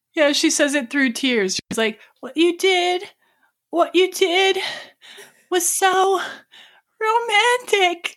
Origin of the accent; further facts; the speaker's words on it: Lake Geneva, Wisconsin, United States; Lake Geneva, Wisconsin